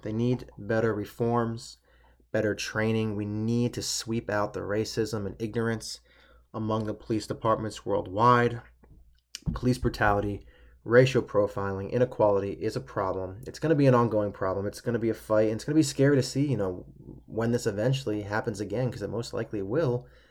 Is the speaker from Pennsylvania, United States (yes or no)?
yes; Pennsylvania, United States; I'm, I'm from Pennsylvania.